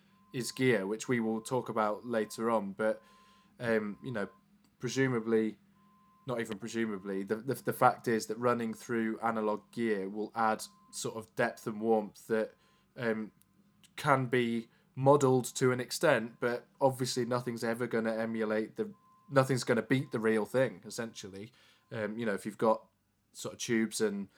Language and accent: English; Leeds, Yorkshire and the Humber, United Kingdom; we're both from Leeds